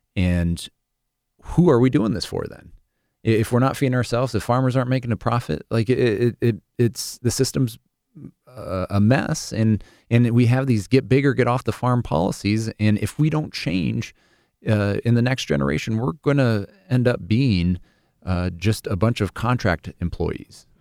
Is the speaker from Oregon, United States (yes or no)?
no; Sioux City, Iowa, United States; moved away as an adult; also born or lived in Seattle; the Sioux City Journal, my hometown paper